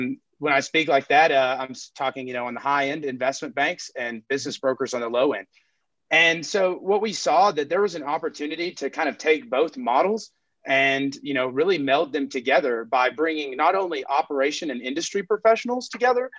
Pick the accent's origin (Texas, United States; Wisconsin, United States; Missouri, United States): Texas, United States; Texas Panhandle, United States; I'm from the Texas Panhandle.